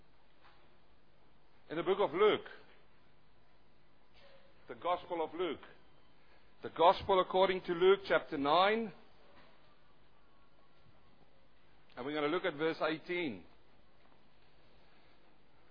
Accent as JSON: {"language": "English", "country": "South Africa", "tie": "born or raised there", "also_born_or_lived": "New Zealand", "accent": "thick South African", "moved": "as an adult", "lives_now": "Australia", "said": "I'm a South African-born Kiwi who's now living in Australia. I've got my own accent, though some say it's really thick South African"}